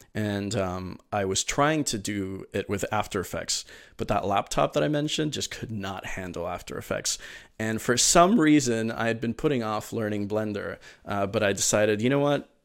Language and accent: English; Miami, Florida, United States; also born or lived in Venezuela; I'm originally from Venezuela, but my, my family moved to Miami uh, in 2002, kind of fleeing the situation there. And um, uh, so I, you know, I grew up in Miami